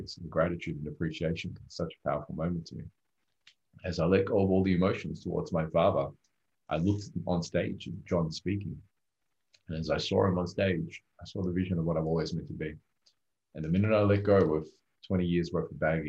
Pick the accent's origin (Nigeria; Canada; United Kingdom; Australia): Australia; English is a second language; also born or lived in Rodrigues, Mauritius; when I first came to Australia at 4 years old, I came from a third world country at the time called Rodriguez, right next to a small island called Mauritius. And when I came to Australia, I barely spoke English